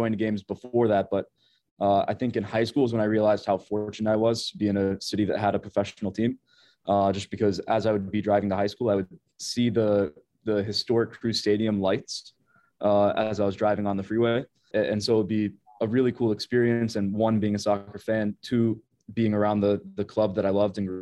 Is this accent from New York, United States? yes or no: no; Columbus, Ohio, United States; I grew up in Columbus, Ohio, a suburb called Upper Arlington